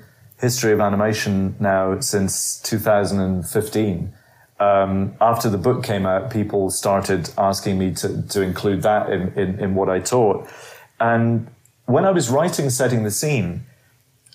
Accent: Edinburgh, Scotland, United Kingdom; accent: Edinburgh; moved away as an adult; also born or lived in London / Glasgow; growing up in Edinburgh

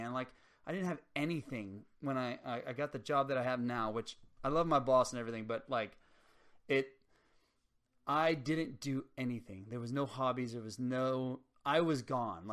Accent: Harlingen, Texas, United States; also born or lived in Los Fresnos, Texas; I grew up in Harlingen and Los Fresnos, Texas

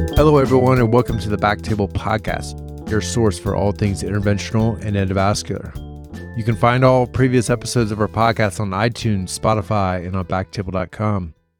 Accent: Columbus, Ohio, United States; moved away; I'm from Columbus, Ohio

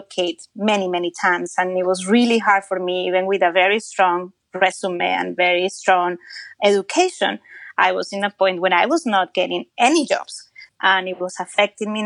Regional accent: Colombia; now in Georgia, United States; my home country

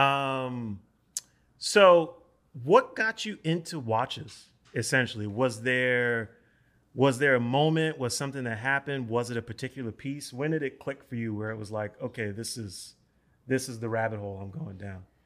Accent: New York City, New York, United States; I'm from the North Bronx. So I grew up on Seton Avenue, like on the border

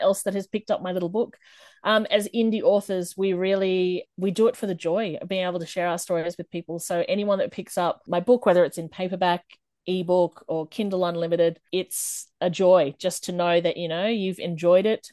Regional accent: Australia; I am from Australia

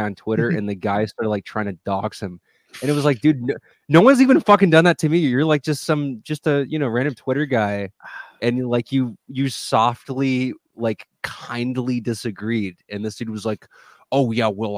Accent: Texas, United States; I'm from Texas

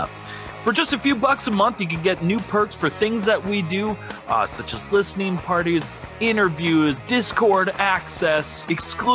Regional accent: Minnesota, United States; we're from Minnesota

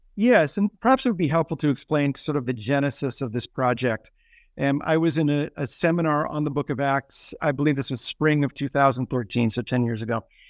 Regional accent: New York City, New York, United States; moved away as an adult; also born or lived in Afghanistan; now in Philadelphia, United States; I'm from New York City originally, uh, grew up in Staten Island

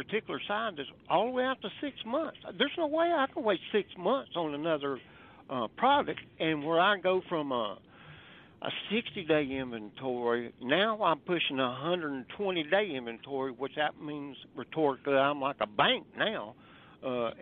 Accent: the South, United States; I'm from the South

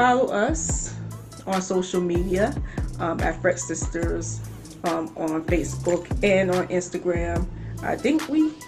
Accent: Chester, Pennsylvania, United States; also born or lived in Philadelphia suburbs; I'm originally born in Chester, but I'm actually living in the burbs of in Philly

